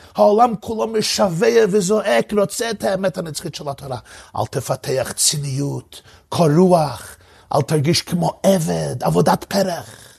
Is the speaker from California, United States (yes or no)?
no; New York, United States; זכיתי לגדל במחיצותו של הרבי מלובביץ' הרבה שנים, שם נולדתי ושם גדלתי.